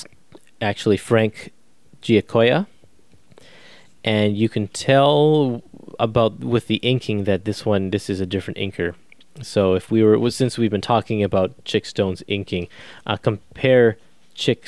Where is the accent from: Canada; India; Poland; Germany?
Canada; me as a Canadian, I don't learn about the American side of World War II in history class